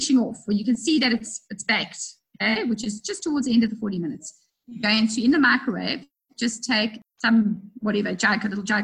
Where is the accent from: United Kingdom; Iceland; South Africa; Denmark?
South Africa